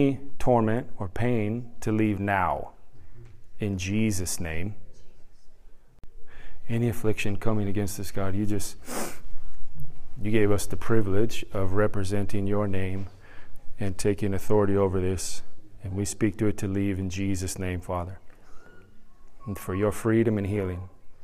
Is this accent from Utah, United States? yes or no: yes; Utah, United States; also born or lived in California / San Diego, California; now in Carrollton, United States; At the age of 10, we moved from California to Utah.